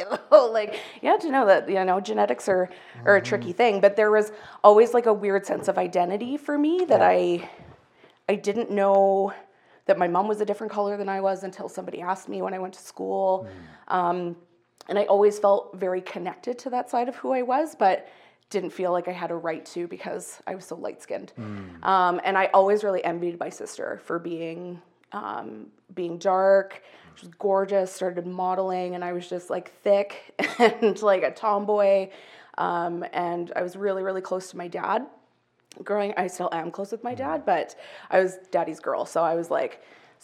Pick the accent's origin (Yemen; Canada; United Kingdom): Canada; Calgary, Alberta; I was born and raised in Calgary